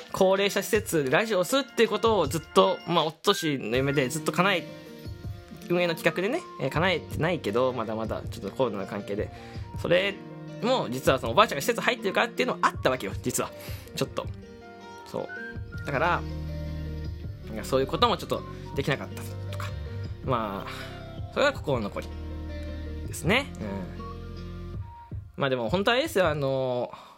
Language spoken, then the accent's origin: Japanese; Fukuoka, Japan; 福岡の、えー、とこに越してきて、で、まあ、僕の地元に、えー、住んでたんですよね